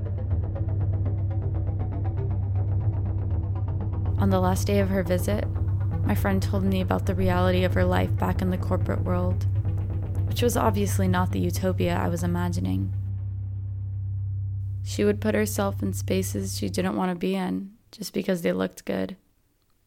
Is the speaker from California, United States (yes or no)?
yes; Avalon, California, United States; moved away as an adult; my hometown, Catalina Island in California